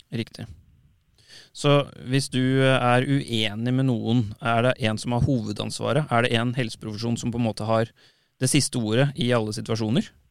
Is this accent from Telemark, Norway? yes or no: no; Tønsberg, Vestfold, Norway; moved away; kommer opprinnelig fra Tønsberg